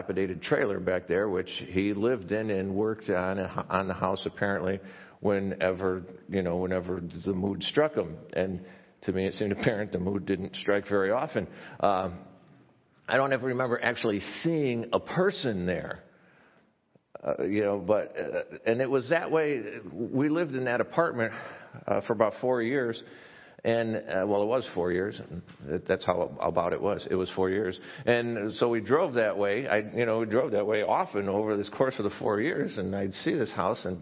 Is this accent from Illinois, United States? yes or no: yes; near Chicago, Illinois, United States; I grew up near Chicago, it was in a suburb